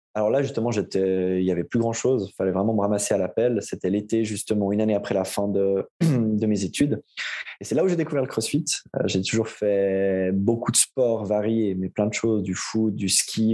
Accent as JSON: {"language": "French", "town": "Aubonne", "region": "Vaud", "country": "Switzerland", "tie": "born or raised there", "lives_now": "Morges, Switzerland", "said": "j'ai grandi et comme on va l'entendre assez vite à mon accent, et je vis depuis toujours en Suisse. du côté entre, entre Lausanne et Genève, dans un petit village qui s'appelle Aubonne."}